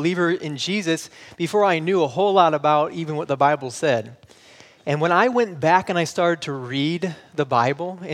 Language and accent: English; Michigan, United States; moved away; I'm from Michigan and we don't say that up there. So we say you guys